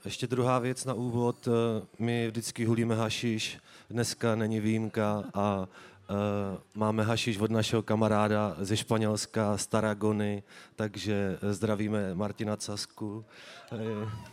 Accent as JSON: {"language": "Czech", "town": "Tasovice", "region": "South Moravian Region", "country": "Czechia", "said": "já jsem z Tasovic a v Tasově, jak kdybych byl zakořeněný"}